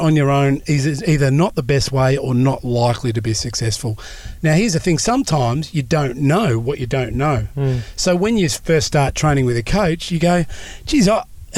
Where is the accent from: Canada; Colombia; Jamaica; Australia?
Australia; I'm Australian